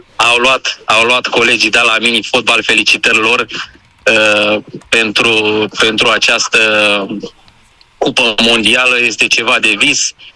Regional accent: Craiova, Dolj, Romania; eu sunt din Craiova, de fapt amândoi suntem din Craiova

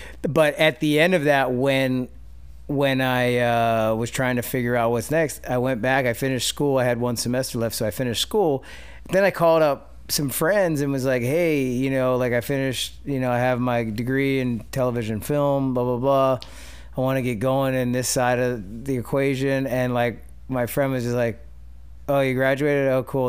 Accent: West Chester, Pennsylvania, United States; moved away; I grew up outside of Philly in Westchester

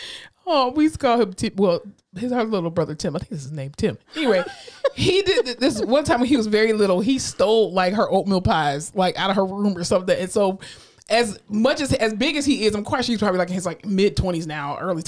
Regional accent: South Florida, United States; growing up in South Florida

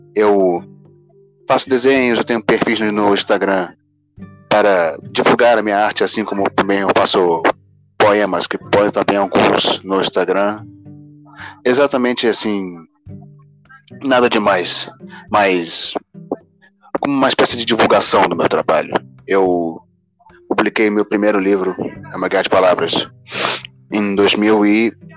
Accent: Rio de Janeiro, Brazil; sou do Rio de Janeiro, eu tenho 21 anos

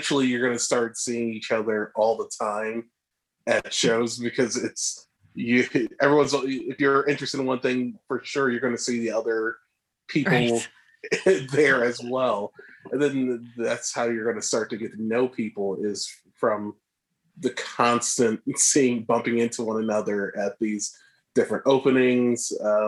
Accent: Northeast, United States; it kind of felt like we're both originally from the East, Northeast, and it just felt like we knew that.

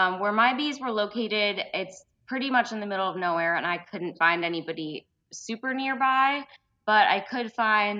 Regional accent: upstate New York, United States; now in Central Florida, United States; I was originally from upstate New York

